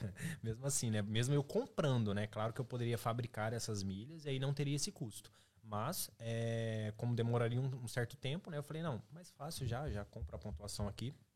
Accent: Marília, São Paulo, Brazil; moved away as an adult; now in Ireland; sou, sou lá de Santa Paula, velho, tipo Marília

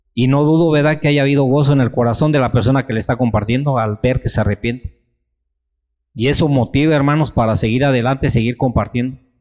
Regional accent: Mexico; nosotros hermanos como mexicanos, como cristianos

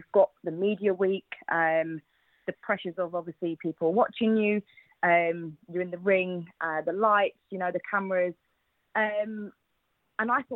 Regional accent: Watford, East of England, United Kingdom; I'm from Watford.

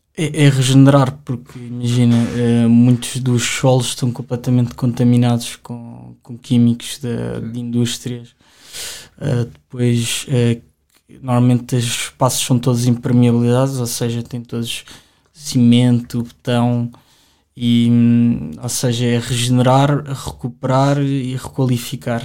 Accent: Lisbon, Portugal; eu sempre vivi aqui em Lisboa

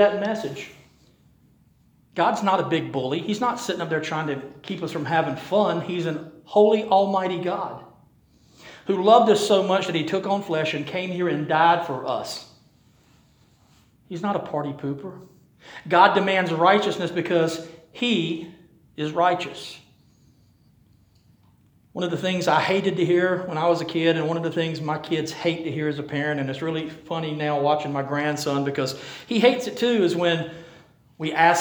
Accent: Rocky Mount, North Carolina, United States; we're from Rocky Mount

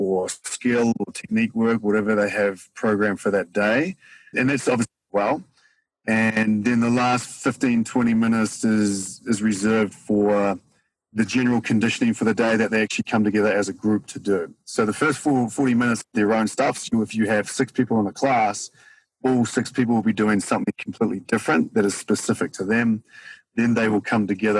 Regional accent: New Zealand; now in Denver, United States; I am from New Zealand, even though I get called Australian pretty much every day of my life over here.

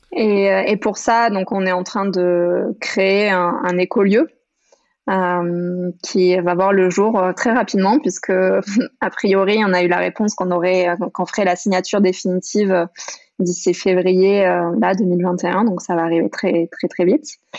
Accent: France; moved away as an adult; grandi jusqu'à mes 18 ans dans les Pyrénées

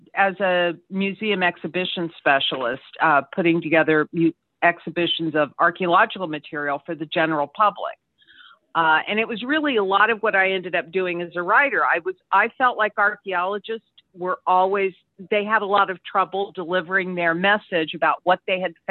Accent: Indiana, United States; I'm originally from Indiana

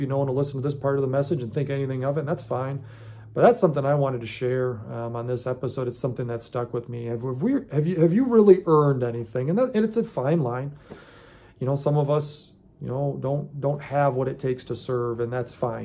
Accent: United States; I was born in America

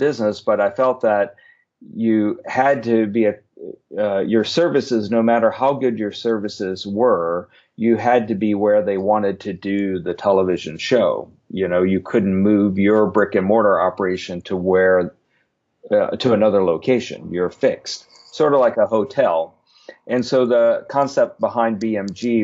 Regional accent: Richmond, Virginia, United States; moved away as an adult; also born or lived in Washington, D.C.; where I grew up in Richmond

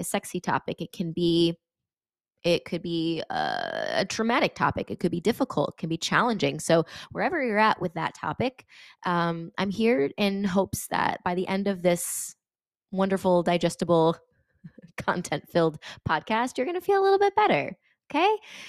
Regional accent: Connecticut, United States; I'm from Connecticut and I was in California yesterday and I was teaching.

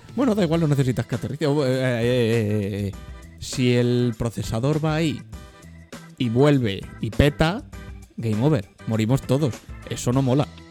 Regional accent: Madrid, Community of Madrid, Spain; Nacimos en Madrid

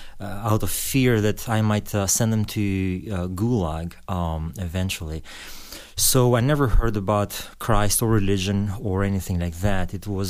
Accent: Albania; born there; English is a second language; I was born in Albanian. I was born in 71, born during the communist regime.

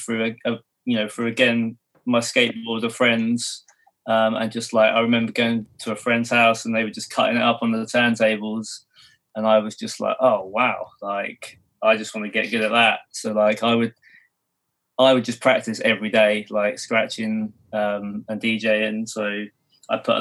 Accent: Milton Keynes, South East England, United Kingdom; also born or lived in California; I'm from a place called Milton Keynes in England. So I've been here like pretty much all my life

